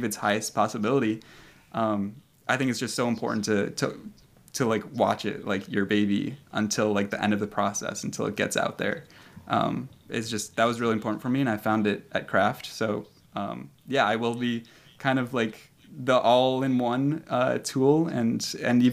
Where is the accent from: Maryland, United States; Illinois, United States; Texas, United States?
Illinois, United States; Chicago; I came back to Chicago and started looking for that position here, just kind of in my hometown